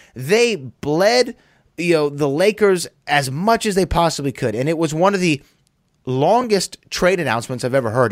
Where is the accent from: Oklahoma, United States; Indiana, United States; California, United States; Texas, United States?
Texas, United States; Houston; I come from Houston, Texas, where Daryl Morey is the general manager